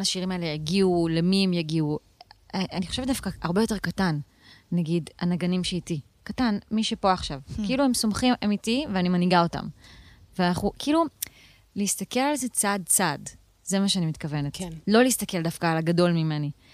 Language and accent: Hebrew; Israel; also born or lived in Tel Aviv / central Israel; נולדתי במרכז, לא בדיוק בתל אביב, אבל עברנו גם לתל אביב, ואז עברנו אה, לגולן